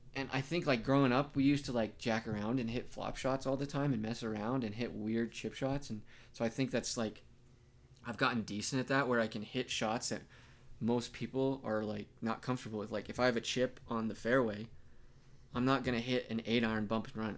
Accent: Pueblo, Colorado, United States; growing up in Pueblo, we put green chilies on everything

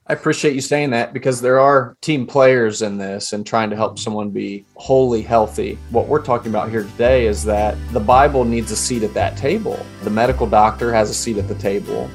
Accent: Appalachia, United States; I'm telling an Appalachian story here. Growing up in a little Baptist church

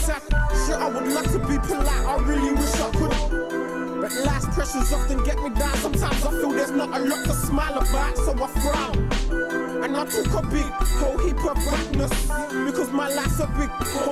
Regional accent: Santa Maria, California, United States; we did grow up in Santa Maria

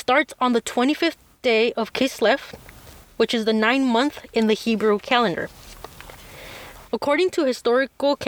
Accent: Mexico; I was born in Mexico, spend most of my life here

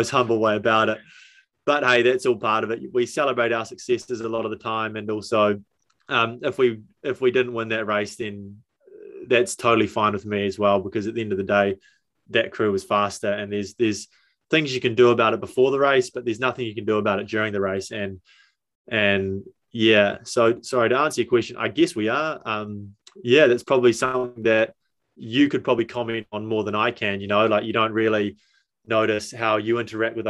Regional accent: Hawke's Bay, New Zealand; now in North Canterbury, New Zealand; I'm just a guy from Hawke's Bay

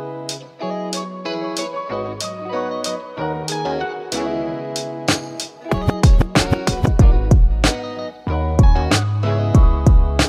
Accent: United Kingdom; I'm British. That's how we say it here

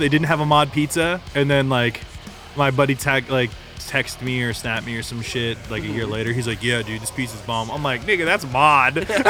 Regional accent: Killeen, Texas, United States; I was in a nice little place called Copper's Cove, but we say we're from Killeen.

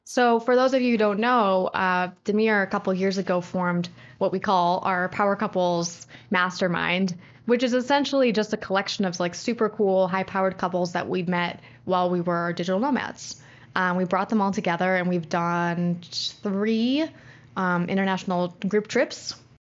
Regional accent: United States; as an American

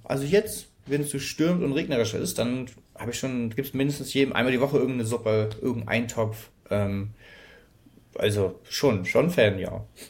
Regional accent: Hamburg, Germany; ich komme aus Hamburg

